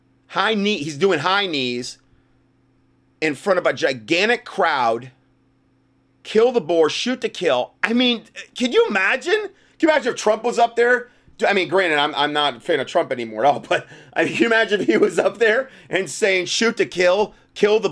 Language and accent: English; Northern Ohio, United States; I was born in Northern Ohio